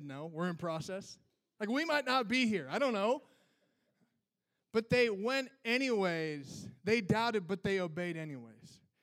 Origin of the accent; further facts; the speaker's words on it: Minnesota, United States; I'm from Minnesota